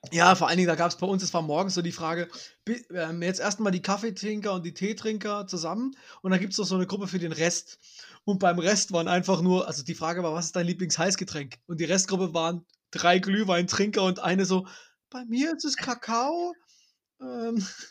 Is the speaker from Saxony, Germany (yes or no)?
yes; Dresden, Saxony, Germany; ich bin ja Dresdner